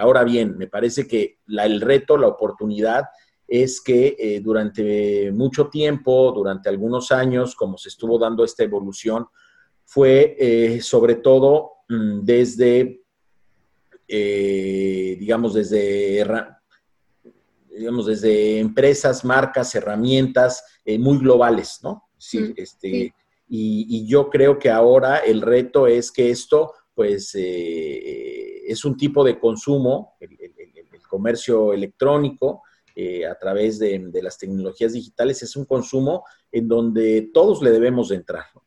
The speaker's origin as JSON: {"language": "Spanish", "country": "Mexico", "said": "como mexicanos"}